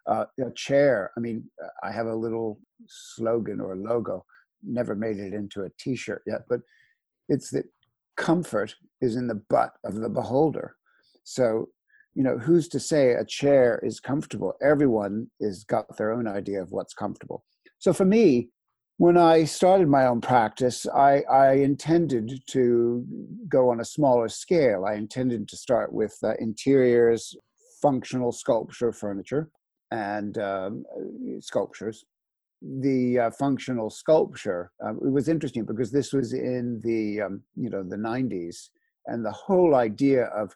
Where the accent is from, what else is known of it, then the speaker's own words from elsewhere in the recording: Philadelphia, Pennsylvania, United States; also born or lived in Washington, D.C. / Los Angeles; I'm American. I was brought up in the States. The family's from New Orleans and Miami. And I was raised, my father was an engineer, and then he went into sort of the space industries. So we were moving around a lot. I was basically raised in Philadelphia and Washington, D.C.